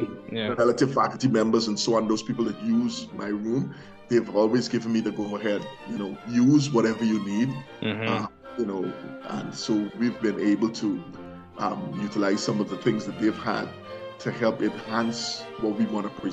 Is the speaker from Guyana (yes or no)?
yes; Guyana; moved away